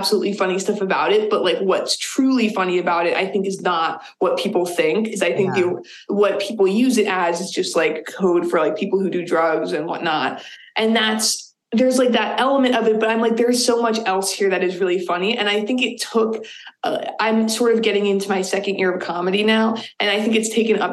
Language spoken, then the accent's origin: English; Boston, Massachusetts, United States; moved away as an adult; now in Burlington, United States; I grew up in the Boston area, and we lived in a lot of places.